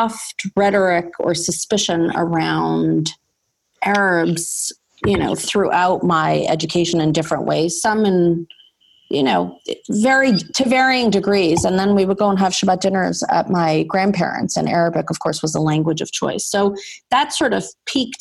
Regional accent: Toronto, Ontario, Canada; I grew up in Toronto, was a graduate of the D school system there.

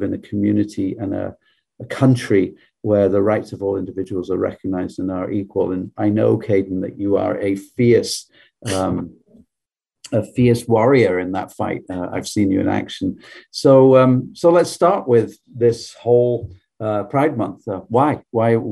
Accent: England, United Kingdom; moved away; I grew up in a different country. I grew up in England

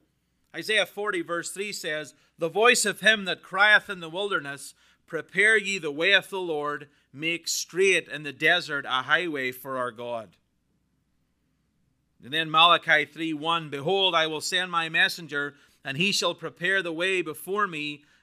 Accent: Northern Ireland, United Kingdom; Now, as a Brit, I'm Irish, but I'm also British. Work that one out.

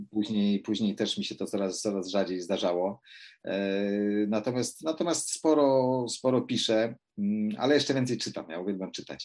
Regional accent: Poland; ja, no, wychowałem się w górach

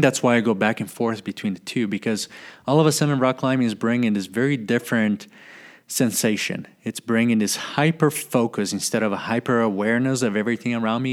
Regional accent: Brazil; my house where I was living in my hometown

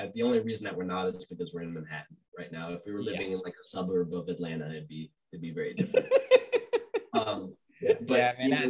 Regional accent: Argentina; I'm from Argentina, so that's my team.

